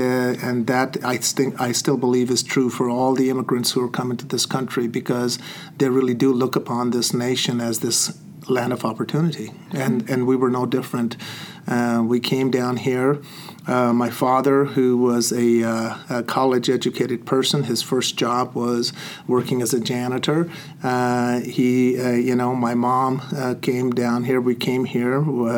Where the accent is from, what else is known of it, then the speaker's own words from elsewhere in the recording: India; now in United States; And it was also a very different for me as growing up in India, coming into this great country called America.